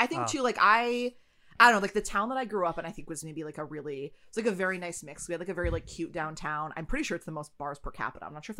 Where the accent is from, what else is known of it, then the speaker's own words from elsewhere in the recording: Wisconsin, United States; moved away; I grew up in Wisconsin. It was a very good state.